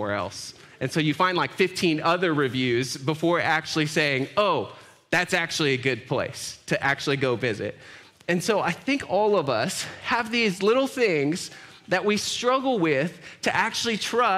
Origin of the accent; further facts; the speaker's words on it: Grand Island, Nebraska, United States; I was born in Grand Island, raised there.